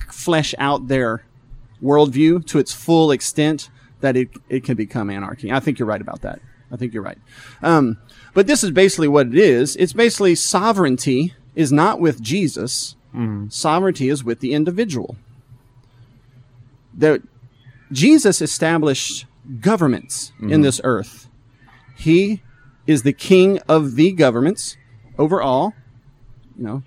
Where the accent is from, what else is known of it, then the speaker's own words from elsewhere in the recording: the South, United States; Now, I'm from the South. I'm a Southerner.